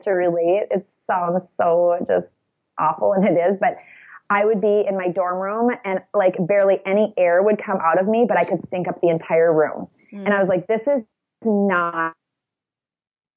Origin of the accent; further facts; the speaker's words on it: about an hour south of Minneapolis, Minnesota, United States; near my hometown, which is where we live now, which is about an hour south of Minneapolis